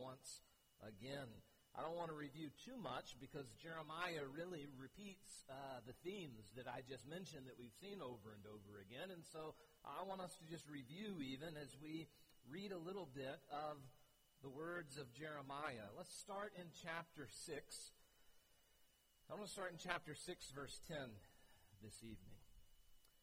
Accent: United States; as an American

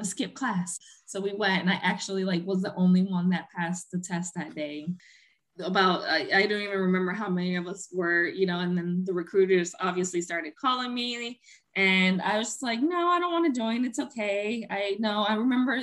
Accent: Puerto Rico; first language Spanish; English is a second language; moved away as an adult; also born or lived in San Juan, Puerto Rico / Queens, New York City; now in Maryland, United States; Growing up in Puerto Rico, I lived there. I went to school there, graduated high school there.

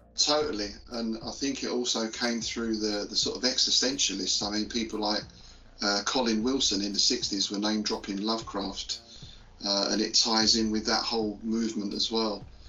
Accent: London, United Kingdom; now in Bedfordshire, United Kingdom; I'm from London originally, though le- these days I live more out in sort of rural area of uh, Bedfordshire.

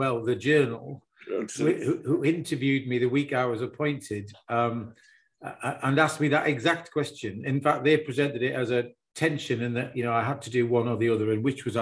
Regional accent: the Northeast, North East England, United Kingdom; moved away as an adult; also born or lived in Cambridge; born and bred in the Northeast

